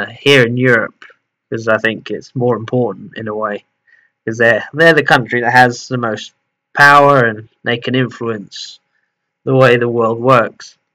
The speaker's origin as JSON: {"language": "English", "region": "England", "country": "United Kingdom", "also_born_or_lived": "Portugal", "moved": "yes", "said": "I'm English, I lived in Portugal a lot of my life"}